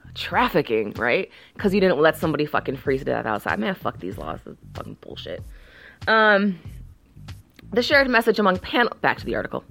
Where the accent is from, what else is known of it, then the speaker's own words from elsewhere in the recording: Chicago, Illinois, United States; I'm from Chicago.